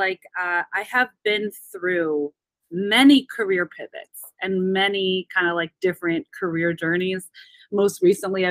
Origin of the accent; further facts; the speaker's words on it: Midwest, United States; now in New York, United States; I'm a Midwestern girl. I was born in the corn.